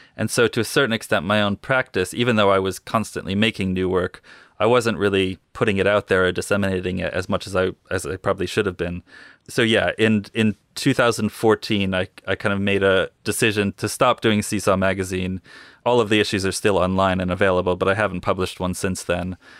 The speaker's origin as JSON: {"language": "English", "town": "Northampton", "region": "Massachusetts", "country": "United States", "tie": "born or raised there", "also_born_or_lived": "New York City, United States / England, United Kingdom", "moved": "as an adult", "lives_now": "Bristol, United Kingdom", "said": "I grew up in Northampton"}